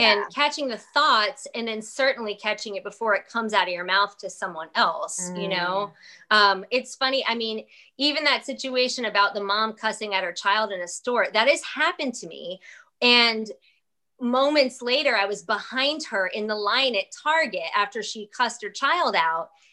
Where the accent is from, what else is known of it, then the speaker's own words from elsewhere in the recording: New York, United States; now in South Carolina, United States; I am a New Yorker.